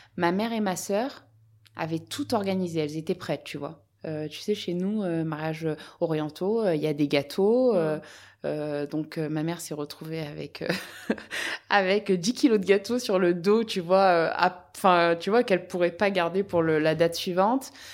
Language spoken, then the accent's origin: French; Apt, Provence-Alpes-Côte d'Azur, France; je suis originaire d'Apt dans le Vaucluse